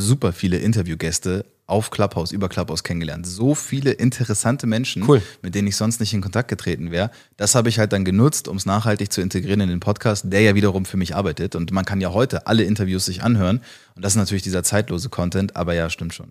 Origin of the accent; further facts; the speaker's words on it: flew in from Hamburg, Northern Germany, Germany; so sprechen wir ja, da wo ich herkomme